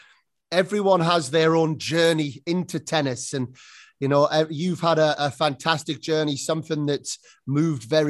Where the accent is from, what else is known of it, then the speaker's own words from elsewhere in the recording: United Kingdom; moved away as an adult; now in Spain; being British